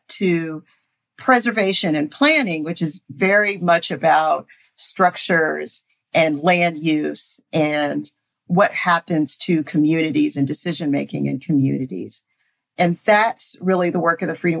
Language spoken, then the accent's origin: English; Houston, Texas, United States; also born or lived in Sugar Land, Texas; I grew up in the Houston metro area. I was born in Sugar Land